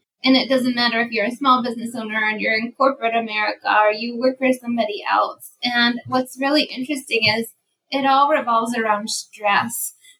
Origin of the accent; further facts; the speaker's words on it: the Finger Lakes, upstate New York, United States; now in Jacksonville, United States; Well, I'm from upstate New York. I'm from the Finger Lakes. And now I live in sunny Jacksonville, Florida.